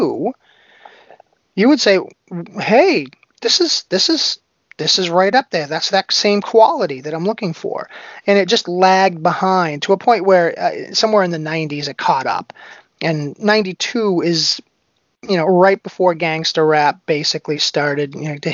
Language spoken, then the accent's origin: English; Boston, Massachusetts, United States; I grew up around Boston